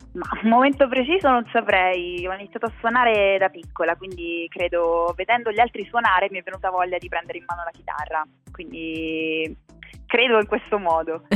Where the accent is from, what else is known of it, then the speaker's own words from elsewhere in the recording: Pescara, Abruzzo, Italy; moved away; io sono nata e cresciuta in Abruzzo, a Pescara